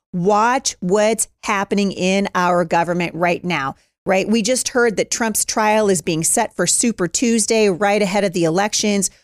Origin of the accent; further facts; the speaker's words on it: Washington, United States; from my home state of Bremerton, Washington